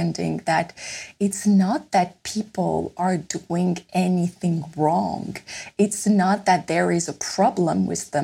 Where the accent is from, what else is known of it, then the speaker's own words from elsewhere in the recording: Paris, Île-de-France, France; moved away as an adult; also born or lived in Copenhagen, Denmark; I am French, and I was born in Paris